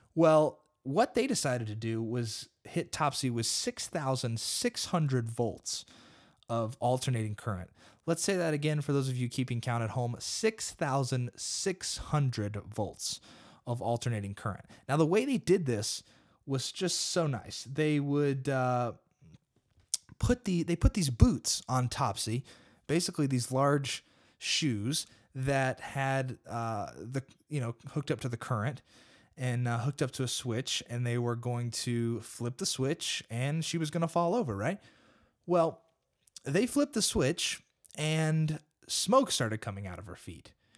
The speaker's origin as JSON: {"language": "English", "country": "United States", "said": "I'm an American and I live in America"}